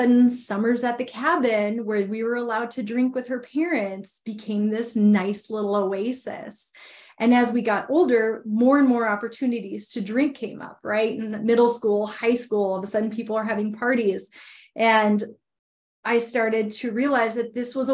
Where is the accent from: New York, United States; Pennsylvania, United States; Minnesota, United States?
Minnesota, United States; I grew up born and raised in Minnesota